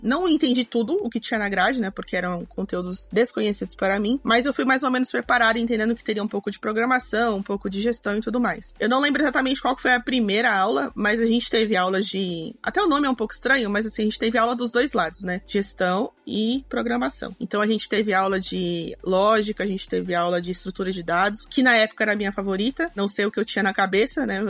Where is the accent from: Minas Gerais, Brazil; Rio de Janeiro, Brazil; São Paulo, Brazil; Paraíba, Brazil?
São Paulo, Brazil; also born or lived in Cuiabá, Mato Grosso; now in Ferraz de Vasconcelos, Brazil; Vim para São Paulo muito pequenininha